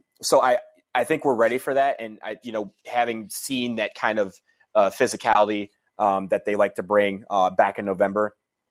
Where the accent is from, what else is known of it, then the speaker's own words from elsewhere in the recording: Michigan, United States; I'm from Michigan